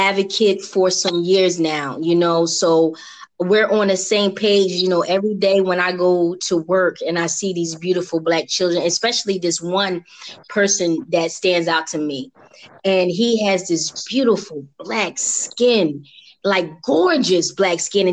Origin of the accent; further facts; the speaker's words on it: Philadelphia, Pennsylvania, United States; moved away as an adult; now in Atlanta, United States; When I moved from Philadelphia to here